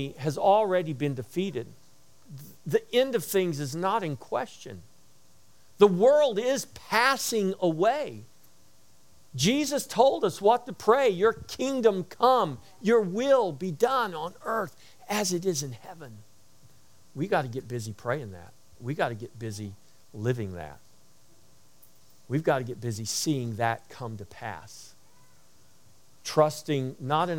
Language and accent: English; United States; we have rights as Americans